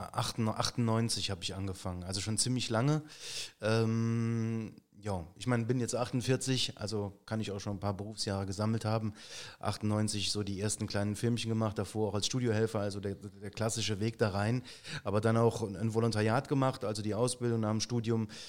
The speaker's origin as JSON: {"language": "German", "town": "Saarbrücken", "region": "Saarland", "country": "Germany", "said": "bin ich Saarbrücker, äh, Malstatter"}